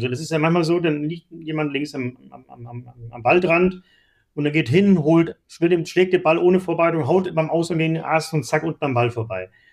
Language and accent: German; Seevetal, Lower Saxony, Germany; Ich bin groß geworden in Hamburg-Hittfeld